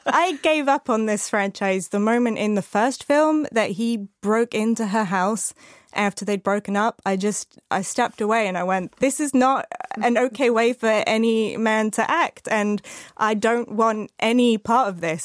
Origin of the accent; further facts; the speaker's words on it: Arizona, United States; I grew up in Arizona